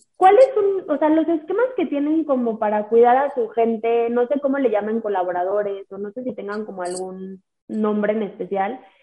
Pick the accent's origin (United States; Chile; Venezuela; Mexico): Mexico; Somos mujeres mexicanas